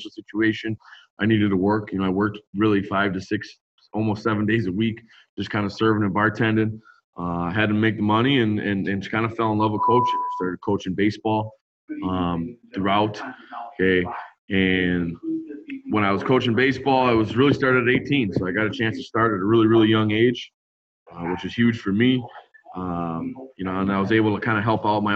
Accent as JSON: {"language": "English", "town": "West Allis", "region": "Wisconsin", "country": "United States", "tie": "born or raised there", "said": "I'm Wisconsin born and raised. I grew up in West Dallas, Wisconsin, which is West Milwaukee, essentially"}